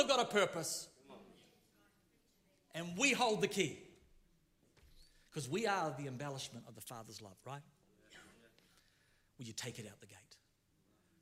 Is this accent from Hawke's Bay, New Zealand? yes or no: no; Rotorua, Bay of Plenty, New Zealand; I'm from Rotorua